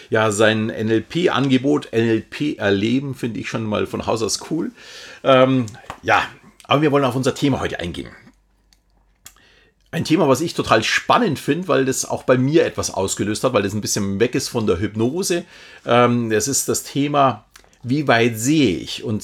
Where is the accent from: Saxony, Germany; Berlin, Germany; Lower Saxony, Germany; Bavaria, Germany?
Bavaria, Germany; Munich; Also ich kenne mich zum Beispiel hier jetzt als Münchner in Bayern recht gut aus.